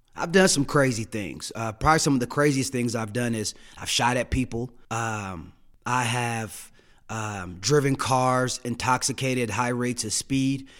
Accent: Denver, Colorado, United States; also born or lived in Saint Louis, Missouri; I grew up here in Denver, Colorado. I was born in Saint Louis, Missouri

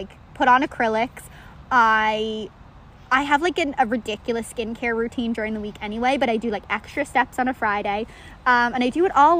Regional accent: Ireland; moved away; I'm from Ireland

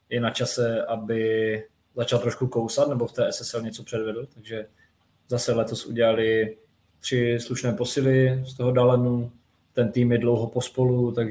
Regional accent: Moravian Wallachia, Czechia; jak se říká u nás na Valašsku.

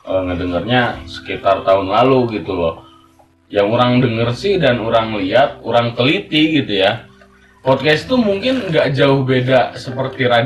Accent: London, United Kingdom; saya bukan orang Sunda murni saya gede di London gitu

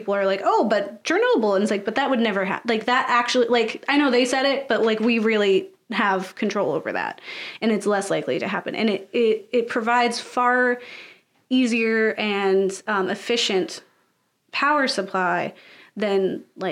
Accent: United States; being an American

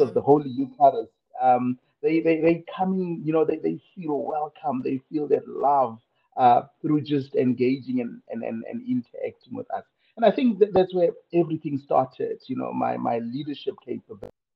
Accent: Kimberley, Northern Cape, South Africa; I was born in Kimberley, I think about four decades ago

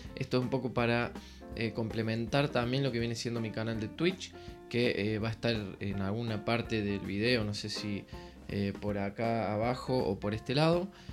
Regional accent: Córdoba, Argentina; soy de Córdoba, Argentina.

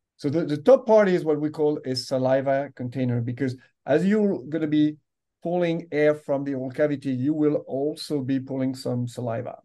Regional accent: France; English is a second language; moved away as an adult; I grew up in France. You can yeah. you know, you can uh, hear the accent here

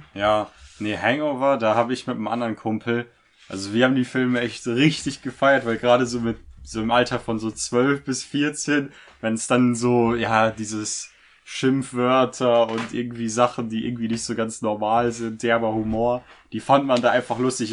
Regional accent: Germany; wir als Deutsche

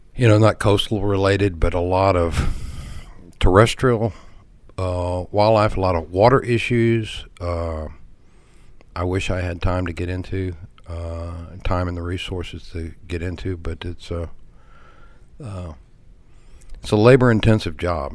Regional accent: Galveston Bay area, Texas, United States; also born or lived in Baytown, Texas; I grew up in the Galveston Bay area.

